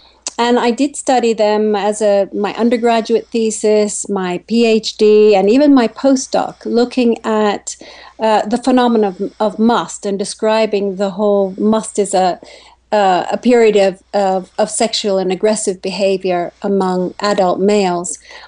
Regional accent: Kenya; When I grew up in Kenya, there were 10 million people in the country, and there are 45 plus million now.

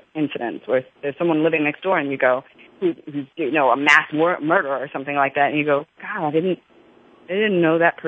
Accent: New York, United States; I grew up in New York

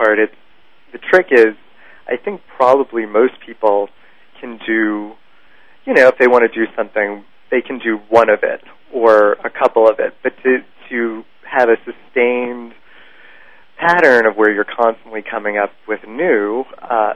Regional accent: New York City, New York, United States; I grew up in Manhattan

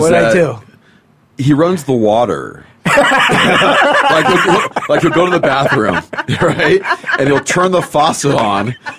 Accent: Los Angeles, California, United States; Yeah, I grew up in Northridge.

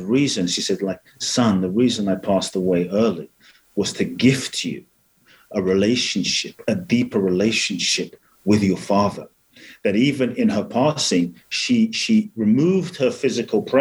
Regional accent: Ghana; I was born in Ghana

